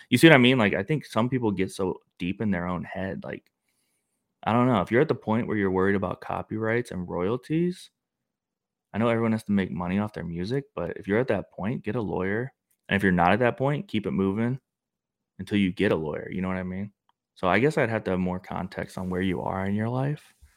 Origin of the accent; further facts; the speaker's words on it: St. Louis, Missouri, United States; I'm from Missouri